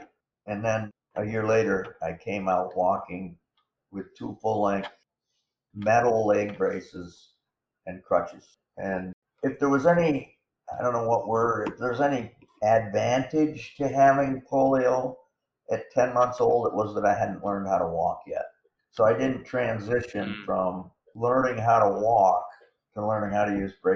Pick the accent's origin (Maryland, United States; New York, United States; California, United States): New York, United States; Corning; my hometown of Corning, New York